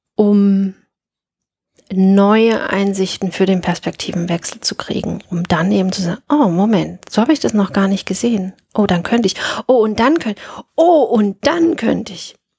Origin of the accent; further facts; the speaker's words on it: Dresden, Saxony, Germany; In meinem Raum bin ich in Dresden aufgewachsen, in den 70ern, also 71